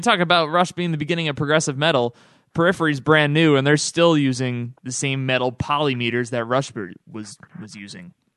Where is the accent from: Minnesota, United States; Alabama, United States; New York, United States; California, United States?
New York, United States; Albany; my hometown of Albany, New